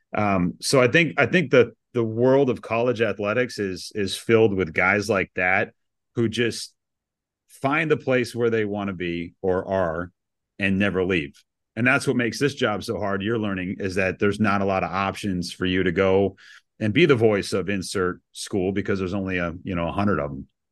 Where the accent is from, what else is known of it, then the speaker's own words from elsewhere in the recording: Shelburne Falls, Massachusetts, United States; also born or lived in Richmond, Virginia; I grew up in Western Mass, small town, ninety-nine kids in my graduating class